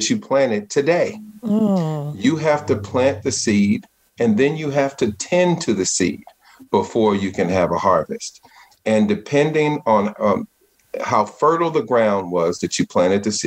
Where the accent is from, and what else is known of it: Richmond, California, United States; born or raised there